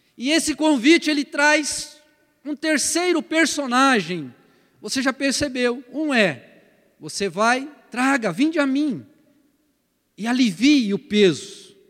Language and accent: Portuguese; Paraná, Brazil; moved away; lá no Paraná, de onde eu vim, a gente chama isso de canga